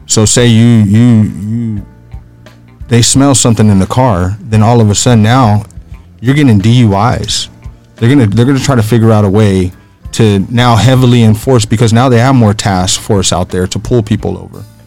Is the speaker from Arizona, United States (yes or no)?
yes; Phoenix, Arizona, United States; originally I grew up in the Maryvale area here in Phoenix